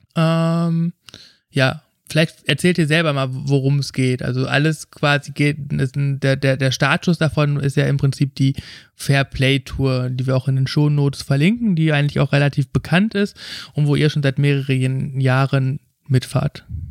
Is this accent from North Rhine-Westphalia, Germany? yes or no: yes; Ruhr area, North Rhine-Westphalia, Germany; ich komme aus dem Ruhrgebiet